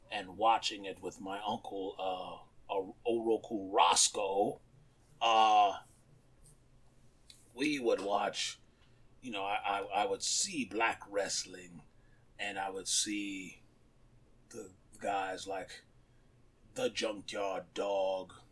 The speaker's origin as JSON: {"language": "English", "country": "Japan", "tie": "born or raised there", "said": "growing up in Japan, watching"}